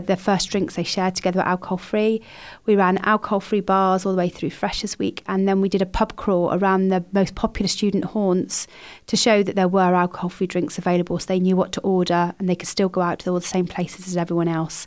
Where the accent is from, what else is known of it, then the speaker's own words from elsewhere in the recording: Somerset, South West England, United Kingdom; moved away; I'm from Somerset originally